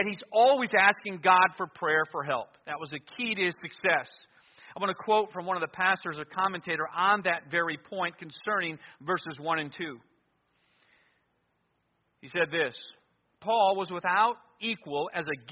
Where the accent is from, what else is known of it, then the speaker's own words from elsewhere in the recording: near Lodi, Ohio, United States; an independent fundamental Baptist church near my hometown. I was in Lodi, Ohio at Victory Baptist Church